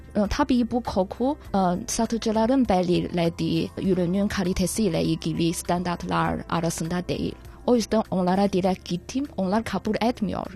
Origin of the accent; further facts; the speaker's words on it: China; Turkish is a second language; biz Çinliler